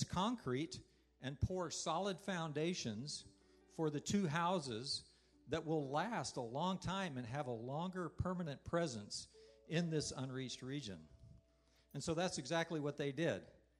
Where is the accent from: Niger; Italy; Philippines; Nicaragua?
Niger; I grew up in West Africa. My parents were missionaries there.